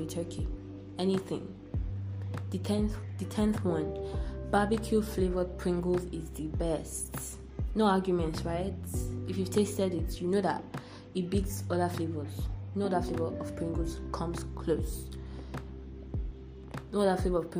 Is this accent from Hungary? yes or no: no; Nigeria